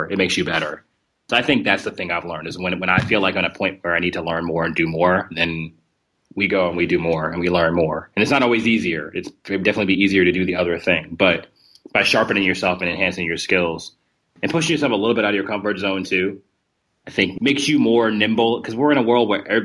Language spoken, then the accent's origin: English; New Jersey, United States; now in Kentucky, United States; I'm from New Jersey originally, had a lot of friends who were at home who were in New York City